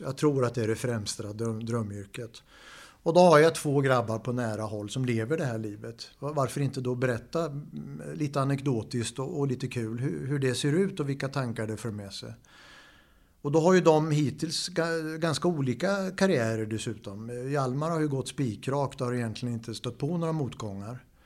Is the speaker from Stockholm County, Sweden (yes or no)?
no; Linköping, Östergötland, Sweden; jag är från Linköping